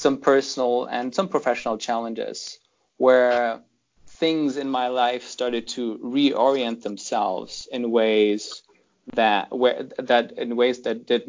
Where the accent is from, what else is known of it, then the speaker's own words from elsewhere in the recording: Germany; English is a second language; moved away as an adult; also born or lived in Toronto, Canada / United Kingdom; now in London, United Kingdom; I grew up in Germany until the age of 17, until my parents, shipped me off to Canada to go there initially just to study for 2 years English